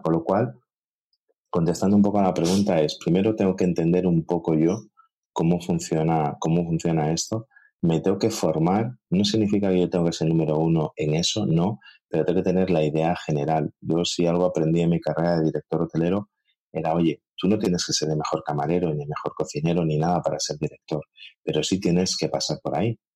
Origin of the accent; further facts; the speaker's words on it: Galicia, Spain; como buen gallego